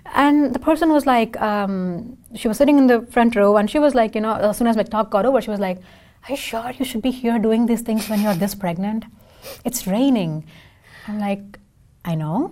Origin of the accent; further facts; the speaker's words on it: India; first language Tamil; English is a second language; now in Seattle, United States; I can sing in four languages because I'm from India.